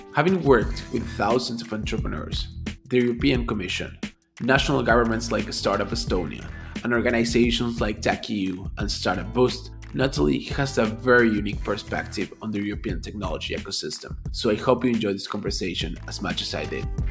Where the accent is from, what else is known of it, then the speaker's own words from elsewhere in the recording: Argentina; moved away; also born or lived in United States; I'm, I'm originally from Argentina